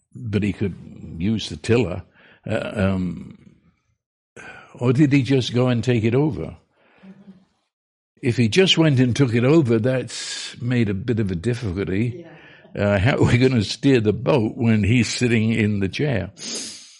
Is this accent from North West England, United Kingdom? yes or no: no; London, United Kingdom; now in United States; I was raised on the River Thames in London